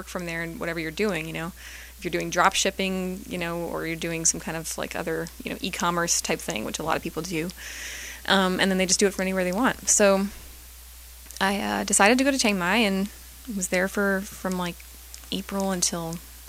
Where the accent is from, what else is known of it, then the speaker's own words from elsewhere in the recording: New York, United States; Yeah, I mean, it's kind of frenetic, but it's familiar for me because I'm from Long Island.